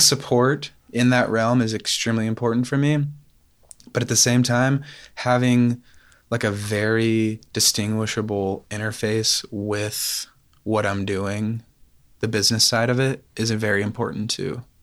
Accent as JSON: {"language": "English", "town": "Knoxville", "region": "Tennessee", "country": "United States", "tie": "born or raised there", "said": "I grew up in West, yeah, West Knoxville"}